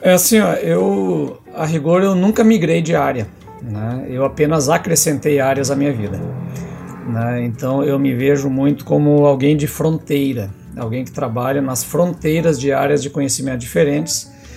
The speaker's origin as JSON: {"language": "Portuguese", "town": "Ijuí", "region": "Rio Grande do Sul", "country": "Brazil", "tie": "born or raised there", "said": "eu sou natural de Juí, né, interior do Rio Grande do Sul, terra do Capitão Dunga"}